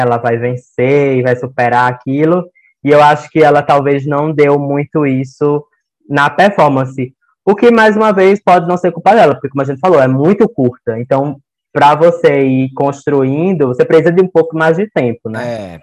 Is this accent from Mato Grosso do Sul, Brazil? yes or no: yes; Campo Grande, Mato Grosso do Sul, Brazil; eu sou de Campo Grande, no Mato Grosso do Sul